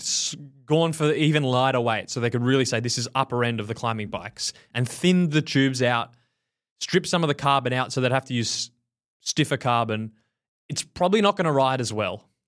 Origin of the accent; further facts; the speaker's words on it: Australia; moved away; As an Australian